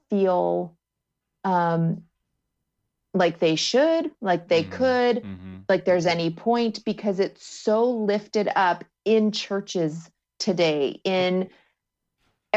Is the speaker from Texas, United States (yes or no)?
no; Nebraska, United States; I'm from Nebraska